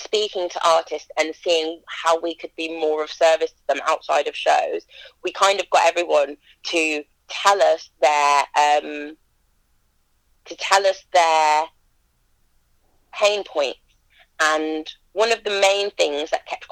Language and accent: English; Leamington Spa, West Midlands, United Kingdom; my hometown